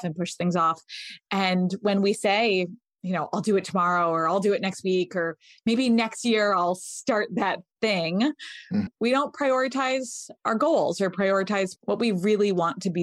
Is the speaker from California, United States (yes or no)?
no; Connecticut, United States; moved away as an adult; now in San Francisco, United States; I grew up in Connecticut.